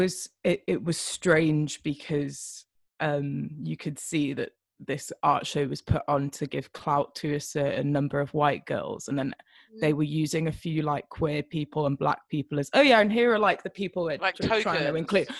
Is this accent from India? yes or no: no; United Kingdom; accent: English southern; first language Welsh; English is a second language; my first language is Welsh, but like I have the, like, my parents are English speaking, so I have a very like English southern accent